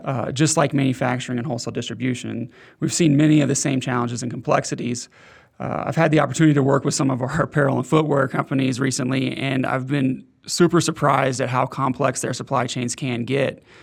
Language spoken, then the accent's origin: English; Oklahoma City, Oklahoma, United States; moved away as an adult; now in Denver, United States; I lived in Oklahoma City most of my life. I've been in Denver for the past five years, but not born in Oklahoma City, but raised, started there when I was six months old